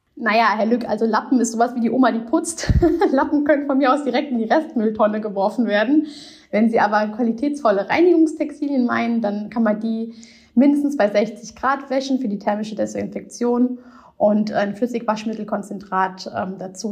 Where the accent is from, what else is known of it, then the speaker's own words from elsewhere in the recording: Rhineland-Palatinate, Germany; Ich bin Pfälzer